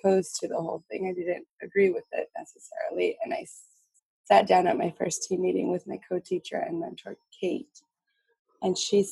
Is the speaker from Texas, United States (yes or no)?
yes; Texas, United States; also born or lived in New Mexico; now in Massachusetts, United States; I grew up in Texas and my family's had guns